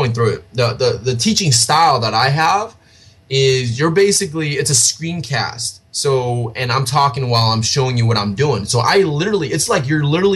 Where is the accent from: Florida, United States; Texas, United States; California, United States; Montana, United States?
California, United States; I'm from California, so in the United States here.